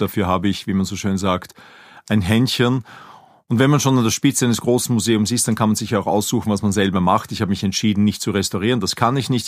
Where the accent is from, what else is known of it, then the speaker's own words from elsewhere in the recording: Linz, Upper Austria, Austria; moved away as an adult; now in Vienna, Austria; Ich bin in Linz geboren, bin zum Studium der Kunstgeschichte nach Wien übersiedelt, habe hier promoviert